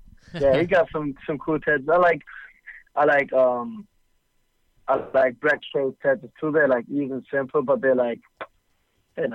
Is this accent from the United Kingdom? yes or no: no; Bremen, Germany; my hometown Bremen